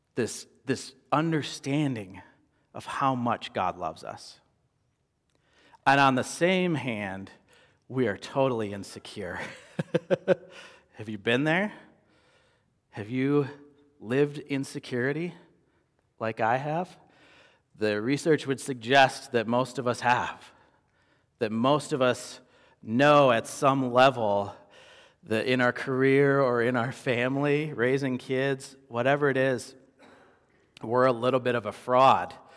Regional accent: Midwest, United States; moved away as an adult; now in Phoenix, United States; growing up in the Midwest

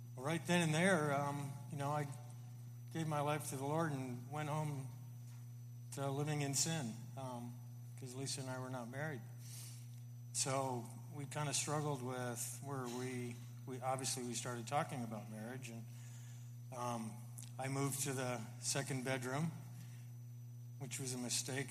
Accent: Florida, United States; I grew up in Florida

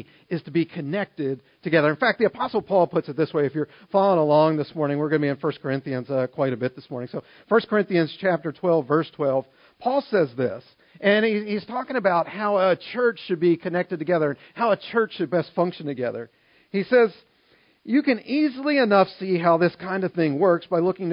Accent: Maryland, United States; now in Harrisburg, United States; I grew up in Maryland

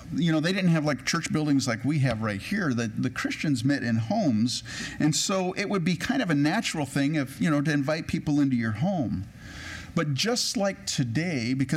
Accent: California, United States; also born or lived in Edmonton, Alberta, Canada; I grew up in California

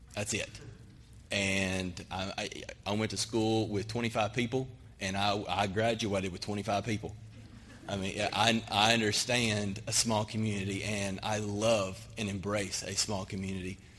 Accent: Arkansas, United States; moved away as an adult; now in Cayman Islands; I'm from Arkansas

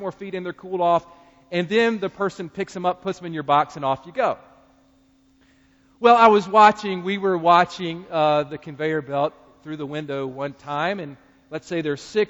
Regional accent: North Carolina, United States; as a fellow North Carolinian

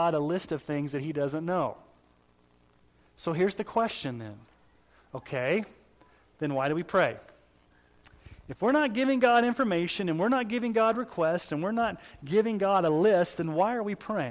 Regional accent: Texas, United States; when I was growing up in Southern Baptist Church in Texas

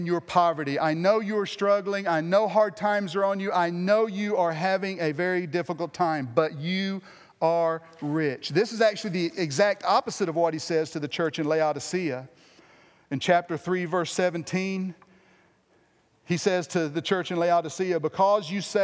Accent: United States; me being the American

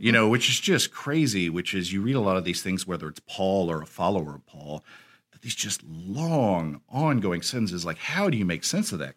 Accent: United States; as American Christians

